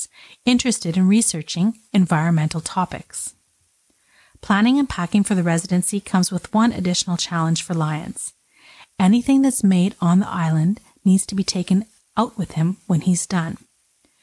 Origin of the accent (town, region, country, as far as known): Canada